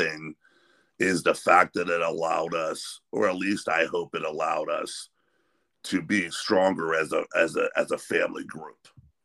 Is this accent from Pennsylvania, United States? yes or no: yes; Sharon, Pennsylvania, United States; also born or lived in Pittsburgh, Pennsylvania; I was born and raised in Sharon, close to the Youngstown scene, and also lived in Pittsburgh for a while